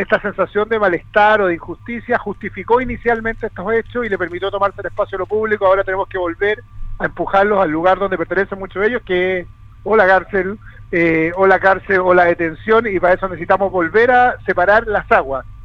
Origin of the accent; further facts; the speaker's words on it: Chile; seamos los chilenos